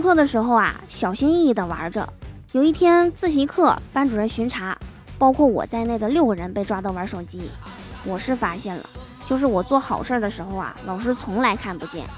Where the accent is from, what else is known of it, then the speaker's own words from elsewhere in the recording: Liaoning, China; 我们辽宁这边儿